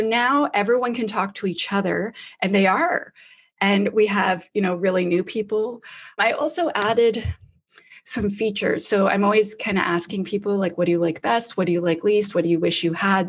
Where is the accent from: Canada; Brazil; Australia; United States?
Canada; I'm Canadian.